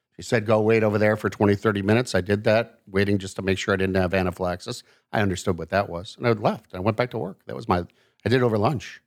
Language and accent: English; Milwaukee, Wisconsin, United States; also born or lived in Chicago, Illinois / Madison, Wisconsin; I actually was born in Chicago and about my family moved, uh, 'cause my dad's job up to the Milwaukee area when I was two